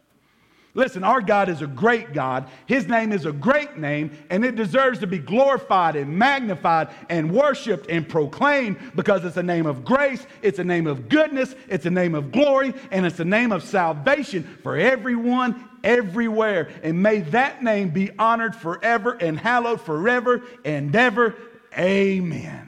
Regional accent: Jackson, United States; growing up in South Jackson, my mama used to send me to the store to buy her cigarettes.

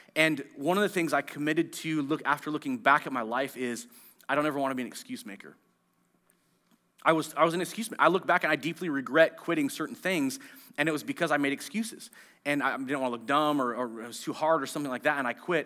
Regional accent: Marysville, United States; I grew up in Marysville

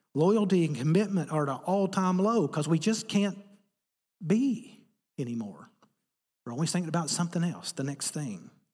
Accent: Appalachia, United States; I'm from Appalachia, America

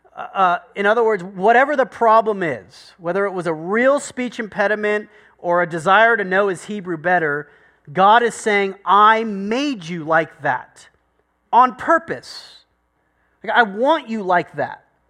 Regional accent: United States; I'm American

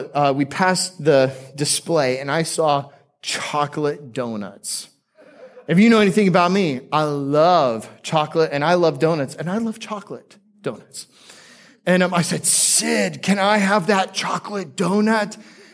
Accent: Seattle, Washington, United States; born there; also born or lived in Aurora, Colorado / Florida; One time when I was 5 years old, I was born in Seattle. I spent some time in Denver before moving to the promised land of Florida. And when I lived in Aurora, Colorado, my best friend was a guy named Jared.

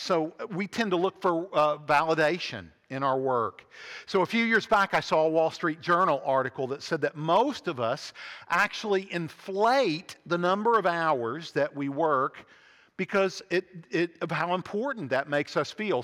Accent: Huntington, West Virginia, United States; When I was growing up in Huntington, West Virginia, in the nineteen seventies

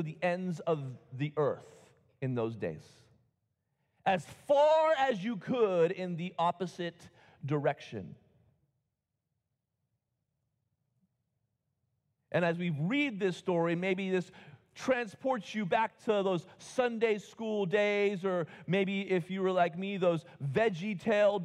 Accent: United States; I love being an American

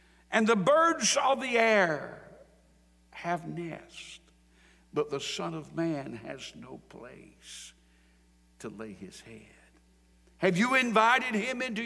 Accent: Sampson County, North Carolina, United States; I was raised in Sampson County on a farm

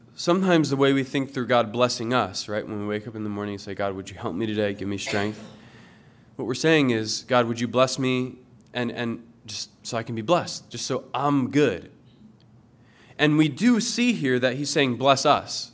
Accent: Willow Grove, Pennsylvania, United States; moved away; I'm from Willow Grove

